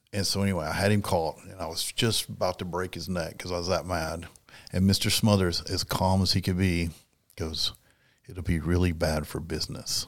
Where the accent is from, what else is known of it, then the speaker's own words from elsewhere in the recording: South Dakota, United States; I'm from South Dakota, and from South Dakota, we live the cowboy culture.